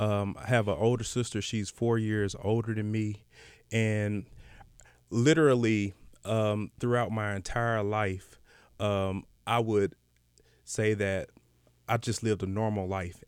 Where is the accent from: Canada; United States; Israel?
United States; Decatur, Georgia; I'm from Decatur